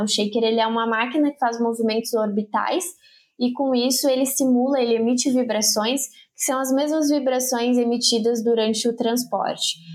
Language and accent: Portuguese; northern coast of Santa Catarina, Brazil; moved away as an adult; also born or lived in Rio Grande do Sul; eu sou catarinense, morei a vida toda no litoral norte de Santa Catarina